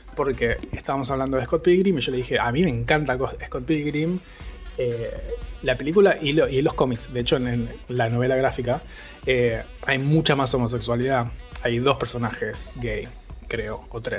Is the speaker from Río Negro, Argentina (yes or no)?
yes; Bariloche, Río Negro, Argentina; soy de Bariloche